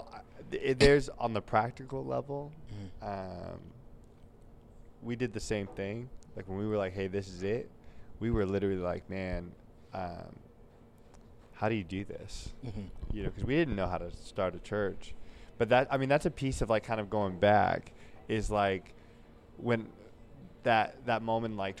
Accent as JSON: {"language": "English", "town": "Oakdale", "region": "California", "country": "United States", "tie": "born or raised there", "also_born_or_lived": "Washington", "moved": "as an adult", "lives_now": "Sacramento, United States", "said": "I'm from Oakdale"}